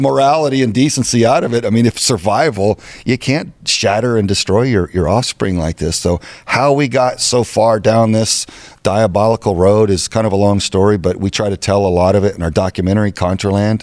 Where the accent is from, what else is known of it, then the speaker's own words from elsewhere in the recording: Texas, United States; now in Arizona, United States; I'm from Texas. This is my home